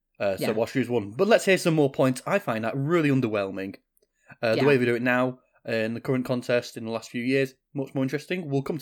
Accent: United Kingdom; as a Brit

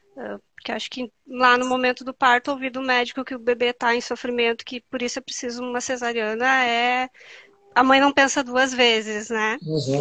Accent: Santa Rosa, Rio Grande do Sul, Brazil; eu sou de Santa Rosa, Rio Grande do Sul

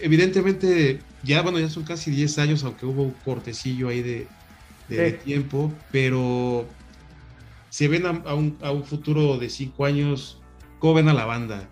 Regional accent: Mexico City, Mexico; acá a la, Ciudad de México

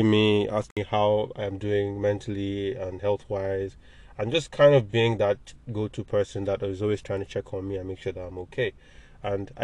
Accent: Nigeria; We grew up in Nigeria

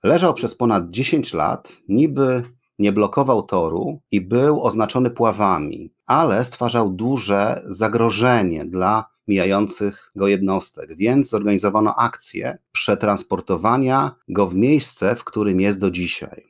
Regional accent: Gdynia, Pomeranian Voivodeship, Poland; podcast o dzielnicy, w której dorastałem, czyli o Kcywiu

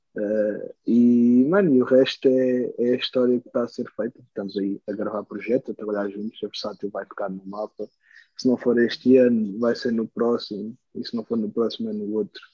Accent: Switzerland; é a Suíça, graças a Deus, é a minha, é a minha terra natal

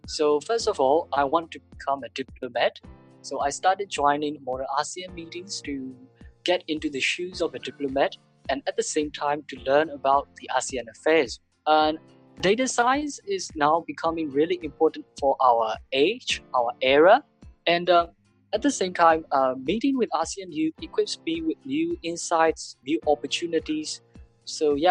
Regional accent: Myanmar; I'm from Myanmar and currently studying in University of Yangon

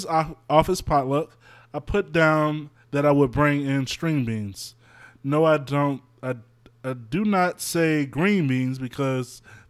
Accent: the South, United States; But then again, I came from the South.

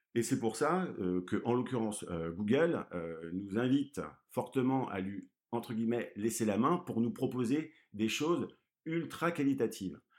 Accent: Brittany, France; je suis breton

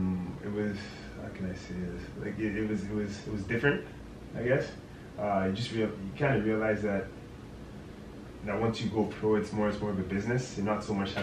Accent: Sudbury, Ontario, Canada; I'm from Sudbury.

